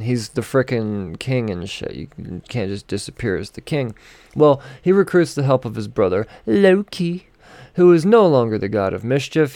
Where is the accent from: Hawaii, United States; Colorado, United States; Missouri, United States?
Colorado, United States; Denver; my hometown of Denver